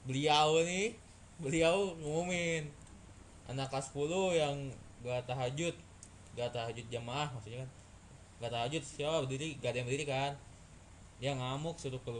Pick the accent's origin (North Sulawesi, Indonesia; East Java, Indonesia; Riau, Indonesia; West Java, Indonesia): West Java, Indonesia; Bandung; kan panas banget ya gua kan orang Bandung kagak kagak biasa panas lah